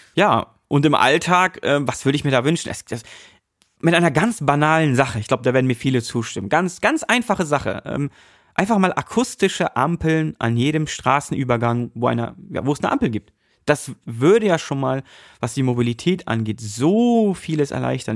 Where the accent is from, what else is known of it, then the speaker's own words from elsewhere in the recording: Hamburg, Germany; also born or lived in North Rhine-Westphalia; geboren in NRW, aber äh, groß geworden oder aufgewachsen in Hamburg. Also ich bin eigentlich ein rediger Hamburger